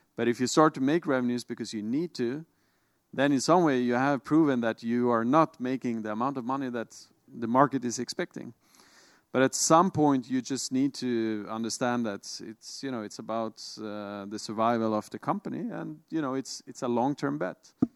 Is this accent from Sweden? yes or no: yes; Sweden; born and raised in Sweden, as I am